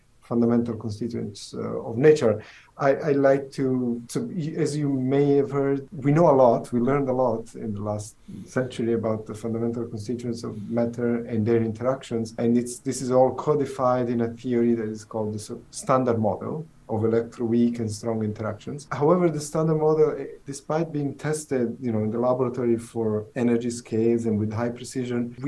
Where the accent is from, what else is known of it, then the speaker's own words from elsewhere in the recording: Southern Italy, Italy; English is a second language; moved away as an adult; also born or lived in Pisa, Italy / Los Alamos, United States; now in Seattle, United States; I'm originally, as you can tell from the accent, I'm originally from Italy. I'm from southern Italy, small village.